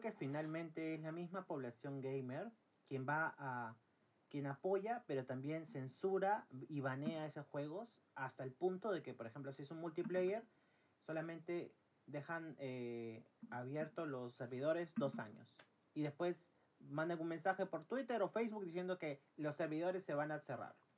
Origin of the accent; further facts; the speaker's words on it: Peru; somos de Perú